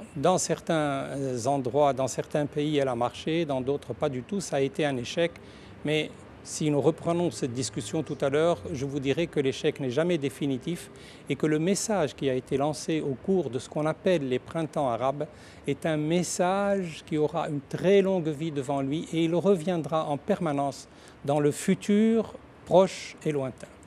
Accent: Tunisia; je suis tunisien

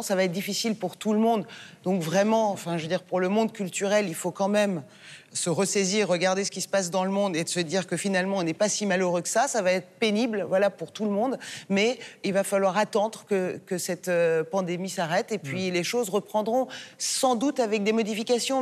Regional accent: France; also born or lived in Iran (ancestry); en tant que française d'origine iranienne

